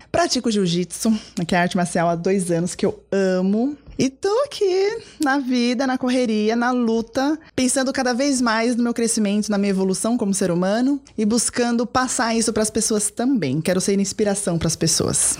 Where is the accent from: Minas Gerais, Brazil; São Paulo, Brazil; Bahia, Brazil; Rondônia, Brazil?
São Paulo, Brazil; Cotia; Eu moro em Cotia, né? Nasci, cresci lá, vivi lá, meus pais, minha família toda são de lá